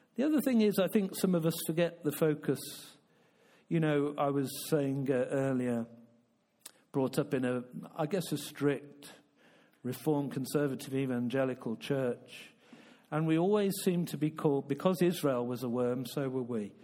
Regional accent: United Kingdom; I'm a Brit

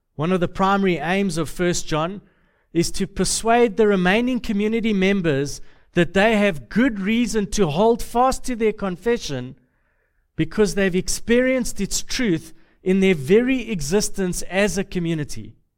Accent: Deep South, United States; accent: southern; I'm from the south, uh, the deep south, the, the really, really deep south

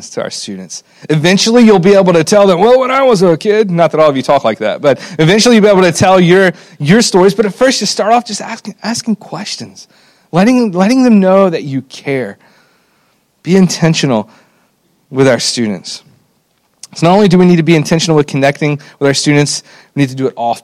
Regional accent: Alabama, United States; I grew up in Alabama, and I was blessed to be a part of a church that took discipling students very seriously

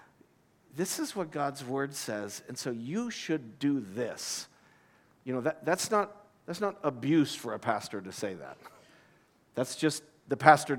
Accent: United States; moved away as an adult; also born or lived in Abu Dhabi; I come from the United States

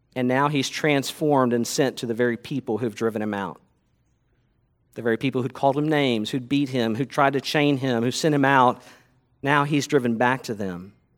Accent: United States; as American Christians

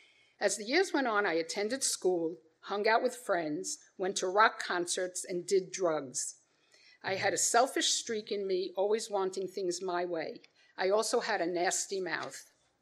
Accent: New York City, New York, United States; I was born on May 8, 1953, into a Jewish family in Brooklyn, New York. We were not religious and never observed any customary traditions.

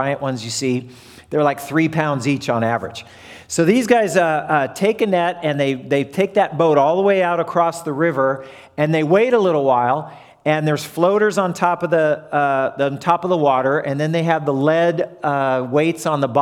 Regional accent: Southern California, United States; moved away; I come from Southern California

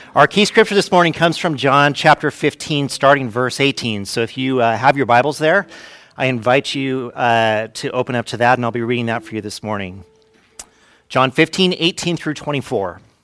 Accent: Fresno, California, United States; growing up in Fresno

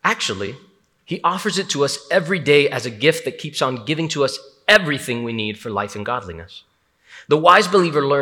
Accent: Hialeah, Florida, United States; I'm from Hialeah, Miami.

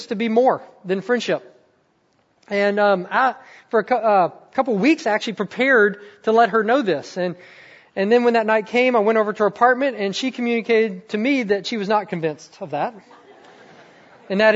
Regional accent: the South, United States; also born or lived in Mississippi; I'm from the South

